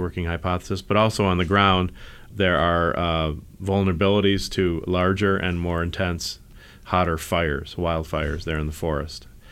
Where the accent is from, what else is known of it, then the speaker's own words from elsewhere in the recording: the East, East Coast, United States; now in Silicon Valley, United States; I grew up in the East